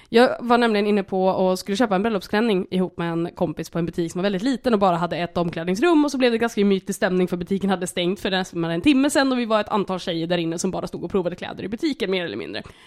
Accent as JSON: {"language": "Swedish", "region": "Hälsingland", "country": "Sweden", "tie": "born or raised there", "accent": "Hälsingland dialect", "moved": "yes", "lives_now": "Stockholm, Sweden", "said": "Jag har ju varit hemma i Hälsingland i några dagar"}